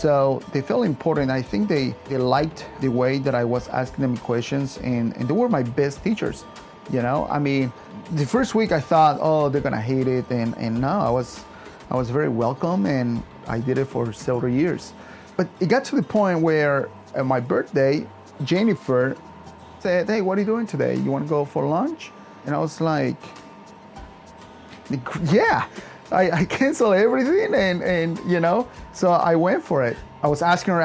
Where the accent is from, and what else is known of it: Yucatán, Mexico; born or raised there; now in Arlington, United States